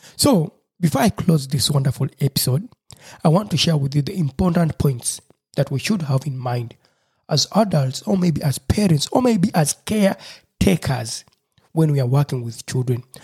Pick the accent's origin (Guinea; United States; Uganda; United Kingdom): Uganda; Busoga; first language Lusoga; English is a second language; my mother tongue, lusoga